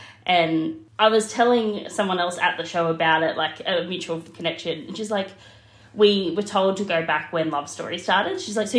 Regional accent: Brisbane, Queensland, Australia; I'm from Brisbane, Australia.

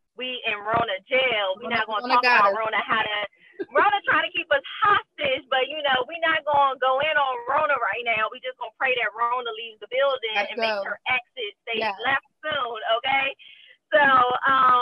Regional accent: Prince George's County, Maryland, United States; moved away as an adult; also born or lived in Washington, D.C. / California; now in Louisiana, United States; I am from PG County, Maryland, 301

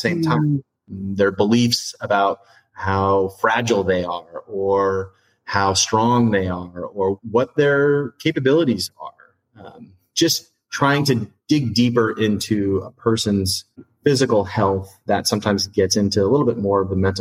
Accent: Bellingham, Washington, United States; I'm from Bellingham, an hour north of Seattle

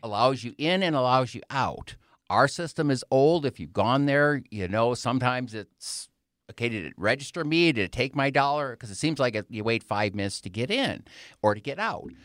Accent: Wisconsin, United States; moved away as an adult; now in Colorado Springs, United States; I was born and raised in Wisconsin and went to school there

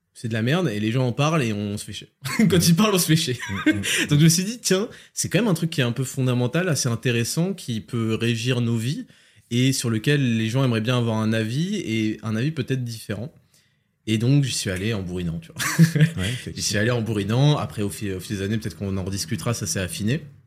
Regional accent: France; je suis né en France. Hein, mes parents viennent d'Algérie

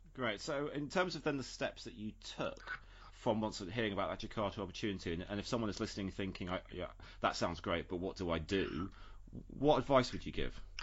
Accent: United Kingdom; moved away as an adult; also born or lived in Brussels; As a Brit, with my education having taken place solely in the UK

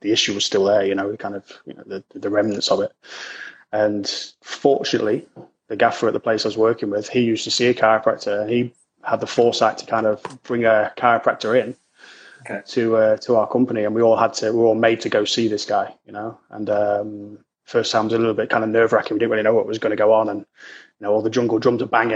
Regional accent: Lincoln, East Midlands, United Kingdom; But I'm originally from Lincoln, which is, for anyone who's kind of not really native, is in a city in the East Midlands, up north

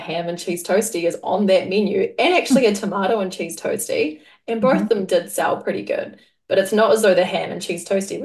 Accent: New Zealand; moved away; I grew up in New Zealand and I have fond memories of the school canteen

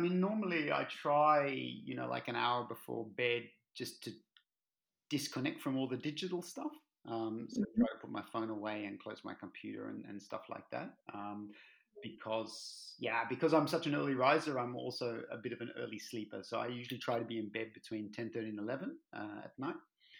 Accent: Australia; also born or lived in Germany; now in Belgium; Gosh, about 9 years in Belgium now. Yeah, but I left Australia more than 25 years ago. So my accent's a little bit mixed up now.

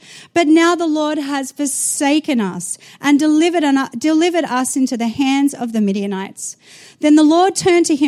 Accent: Australia; moved away as an adult; also born or lived in New Zealand; I was born in Australia, got married at 17, moved to the nation of New Zealand to become a youth pastor

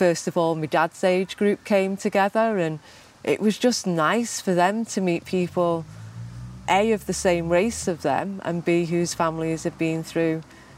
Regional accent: United Kingdom; I've grown up in Britain in the 70s and 80s

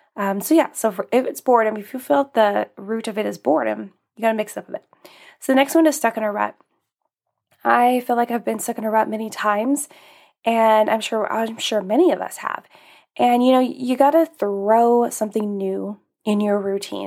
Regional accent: Alaska, United States; moved away; I grew up in Alaska

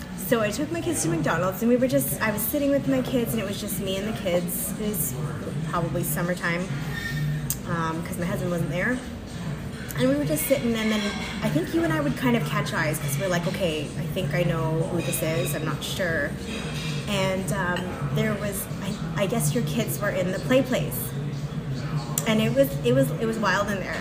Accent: Mississauga, Ontario, Canada; my hometown Mississauga folk

